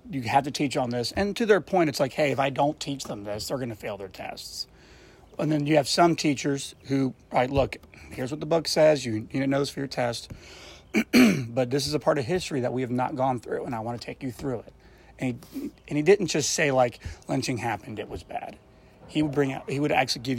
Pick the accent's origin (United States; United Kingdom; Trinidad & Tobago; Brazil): United States; Memphis, Tennessee; also born or lived in Collierville, Tennessee / Rossville, Tennessee; From Memphis, and then moved out to Carterville, and then moved out to the rural of Rossville, then back to downtown Memphis.